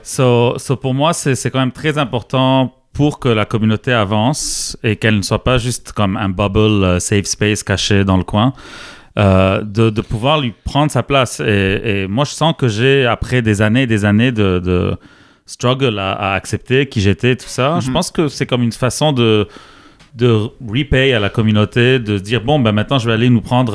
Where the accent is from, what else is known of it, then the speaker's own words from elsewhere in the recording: Lebanon; moved away as an adult; now in Quebec, Canada; j'ai grandi au Liban jusqu'à 19 ans